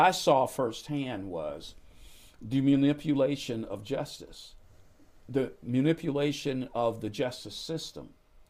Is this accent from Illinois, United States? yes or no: yes; Chicago, Illinois, United States; I had to run as a Republican when I came from Chicago. You know, I was from Chicago, where the Democrats are controlled forever. So I came here.